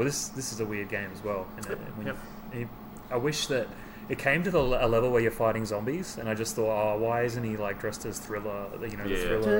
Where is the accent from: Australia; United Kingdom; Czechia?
Australia; being Australian.